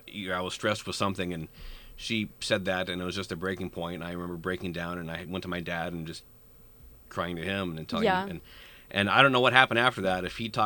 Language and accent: English; Bellevue, Nebraska, United States; I mentioned that I grew up in Bellevue, Nebraska